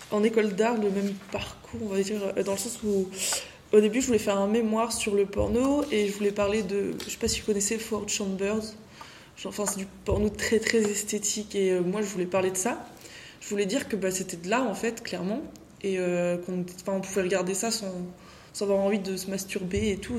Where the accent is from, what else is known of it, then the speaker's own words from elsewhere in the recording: France; moi je viens de France